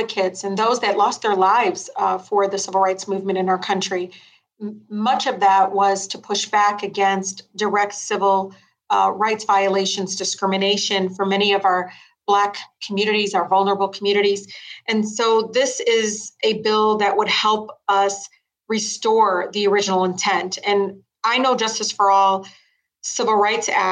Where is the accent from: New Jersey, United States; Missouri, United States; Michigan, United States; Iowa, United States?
Michigan, United States; Detroit; I grew up in Southwest Detroit